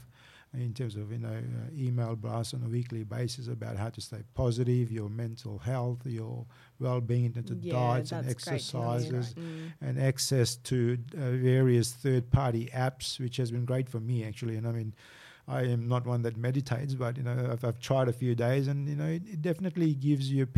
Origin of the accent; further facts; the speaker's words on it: Fiji; now in Australia; Fiji's home, born and bred in Fiji